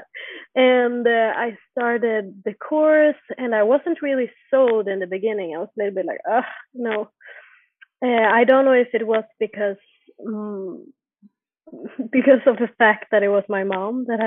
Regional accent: Jönköping, Jönköping County, Sweden; now in Stockholm, Sweden; I'm born and raised in Sweden, in a city called Jönköping

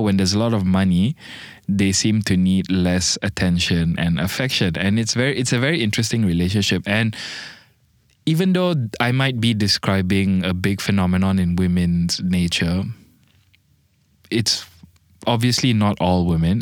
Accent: Malaysia; also born or lived in Bangladesh; I'm Malaysian, so, like, the tiger is my national animal, and I'm half Bangladeshi

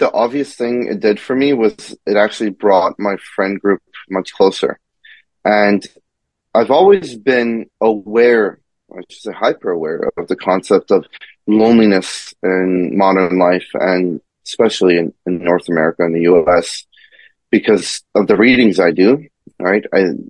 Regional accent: Iran; born there; You know, when I was a little kid, I was born in Iran, actually.

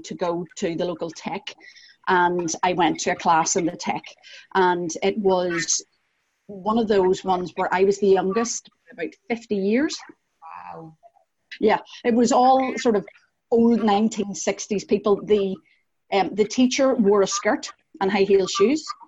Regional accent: Northern Ireland, United Kingdom; accent: Northern Irish; also born or lived in Scottish countryside; now in Glasgow, United Kingdom; as you might be able to hear from my accent, I am Northern Irish

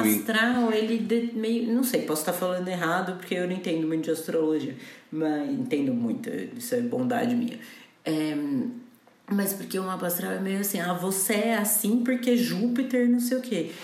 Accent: Campinas, São Paulo, Brazil; eu nasci numa quarta-feira, dia 9 de outubro, ao meio-dia em Campinas

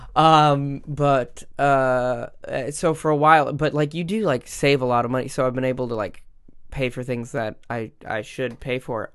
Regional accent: Minnesota, United States; growing up in the Midwest

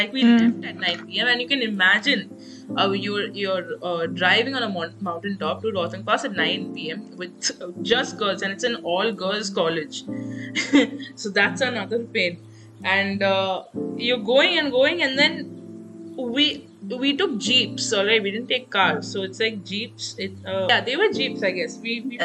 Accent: South India, India; And we're from South India, so we can't adjust to something that cold.

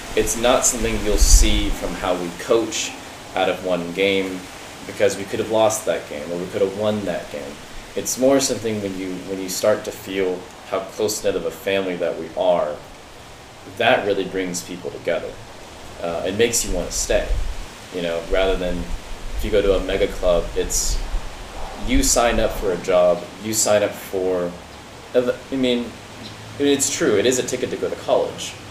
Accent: United States

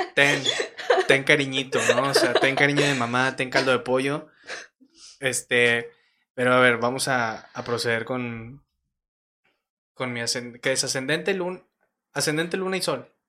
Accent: Torreón, Coahuila, Mexico; nací en Torreón, tengo de que 23 años

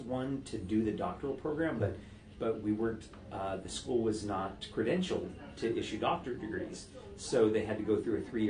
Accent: Southern California, United States; moved away; also born or lived in Pacific Northwest / Idaho; I'm from Southern California

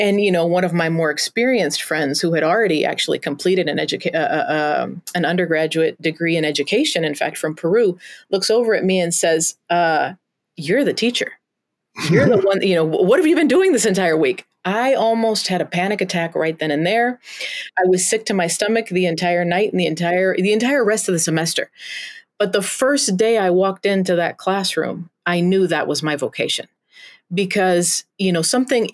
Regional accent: Los Altos de Jalisco, Mexico; also born or lived in Portland, Oregon, United States / Iowa, United States; now in St. Peter, United States; I'm American, but I grew up in Mexico

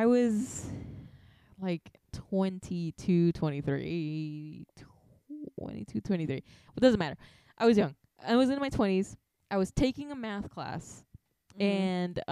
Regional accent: United States; I'm American

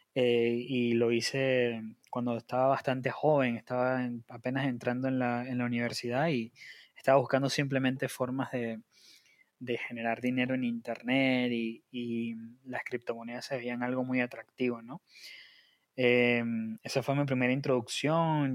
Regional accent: Margarita Island, Nueva Esparta, Venezuela; now in Argentina; soy em, venezolano, margariteño

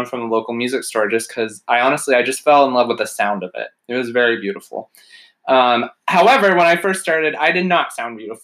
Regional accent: Omaha, Nebraska, United States; now in Pittsburgh, United States; I was born and raised in Omaha, Nebraska.

